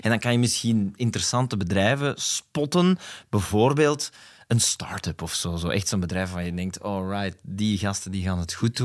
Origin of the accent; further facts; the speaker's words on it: Flanders, Belgium; We zijn Vlamingen